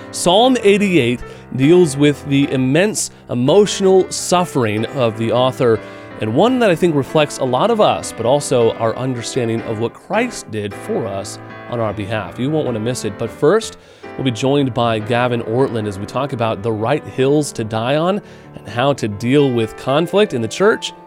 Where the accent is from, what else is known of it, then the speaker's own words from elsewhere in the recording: Midwest, United States; now in New England, United States; I grew up in the Midwest, and I came out to New England